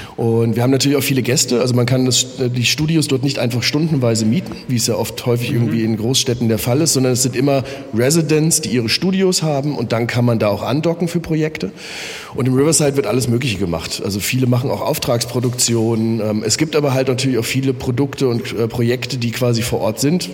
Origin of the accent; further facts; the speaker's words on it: Offenbach, Hesse, Germany; moved away as an adult; now in Berlin, Germany; ich komme in der Nähe aus Frankfurt-Main, bin in Offenbach geboren